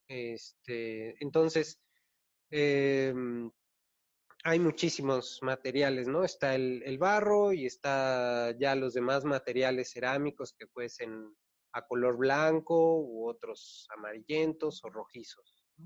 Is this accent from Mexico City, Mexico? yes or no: yes; Mexico City, Mexico; Soy de la Ciudad